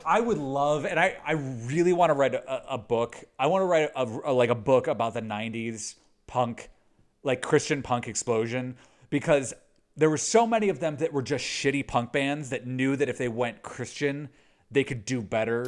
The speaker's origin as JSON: {"language": "English", "town": "Chicago", "region": "Illinois", "country": "United States", "tie": "born or raised there", "said": "I grew up in Chicago, the suburbs of Chicago, west west suburbs of Chicago"}